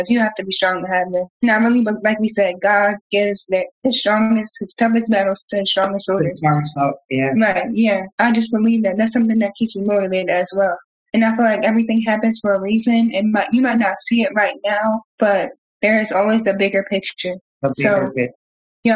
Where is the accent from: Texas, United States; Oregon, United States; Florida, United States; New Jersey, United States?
New Jersey, United States; also born or lived in the South (US); now in Southern United States; I'm from New Jersey, so I'm used to snow, but now that I'm living down south